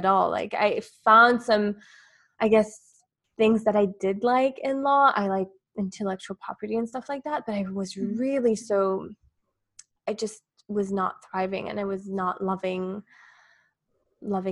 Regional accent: Switzerland; moved away as an adult; now in Dubai, United Arab Emirates; I'm from Switzerland. So I grew up most of my life there, and I'm now based in Dubai

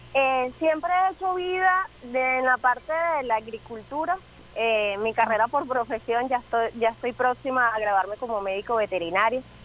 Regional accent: Venezuela; nosotros como venezolanos somos muy marianos

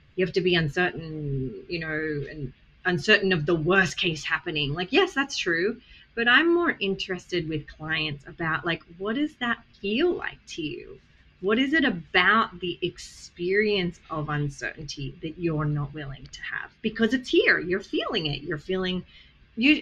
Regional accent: Australia; accent: Australian; moved away; I came from Australia. My accent is Australian.

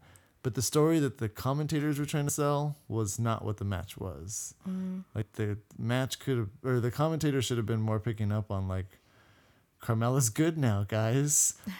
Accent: Canada; We're Canadian.

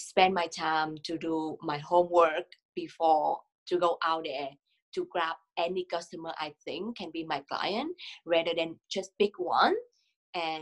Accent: Vietnam; English is a second language; moved away as an adult; also born or lived in Singapore; now in Ottawa, Canada; live in Singapore for 3 years, but I'm from Vietnam.

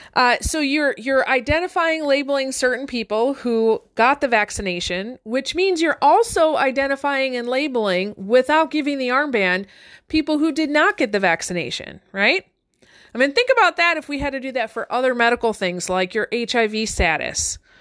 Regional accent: Detroit, Michigan, United States; I grew up one street north of the border of Detroit

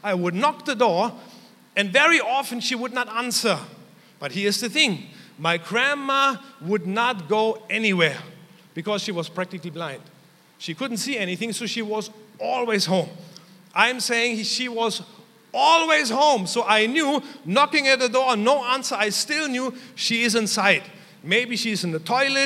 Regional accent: Germany; moved away; growing up in Germany.

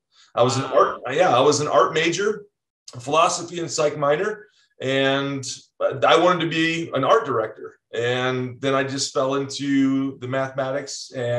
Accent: just outside of South Bend, Indiana, United States; moved away as an adult; also born or lived in Colorado; So, I mean, I grew up in Indiana, just outside of South Bend, about 15, 20 minutes outside South Bend. So near Notre Dame.

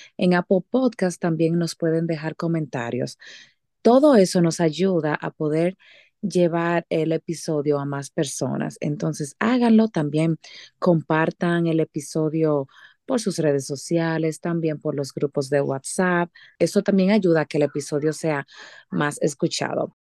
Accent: Dominican Republic; now in Utah, United States; Llegué ayer de República Dominicana

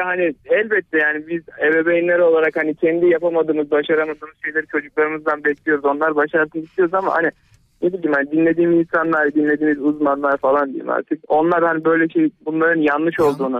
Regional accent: Manisa, Turkey; now in Ankara, Turkey; Küçükken 7 yaşındayken bile Manisalıyım ben.

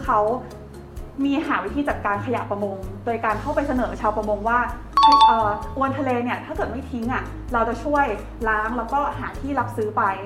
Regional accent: Thailand; also born or lived in Italy; เราก็โตที่บางไทยแต่ว่าทุกๆปีอ่ะเราต้องกลับไปที่บ้านที่แบบอยู่ในหุบเขา

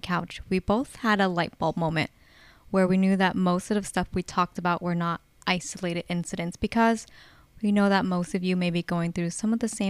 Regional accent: Bay Area, California, United States; We're from California, specifically from the Bay Area. Some may know it as Silicon Valley.

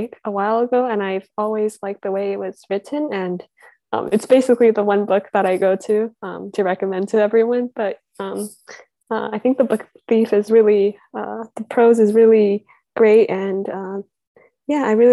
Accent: Canada; I'm from Canada.

